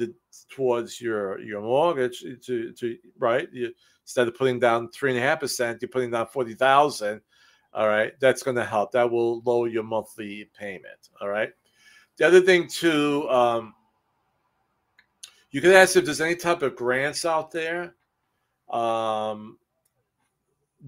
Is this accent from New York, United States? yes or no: yes; New York City, New York, United States; moved away; I'm from the city. I'm from Brooklyn, New York.